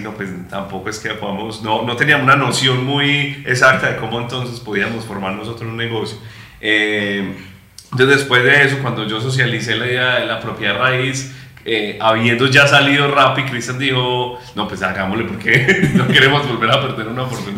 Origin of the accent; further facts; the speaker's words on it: Bello, Antioquia, Colombia; nosotros somos de Bello